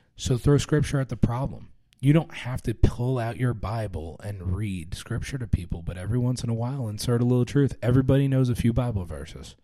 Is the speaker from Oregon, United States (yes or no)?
no; New York, United States; I, I grew up around New York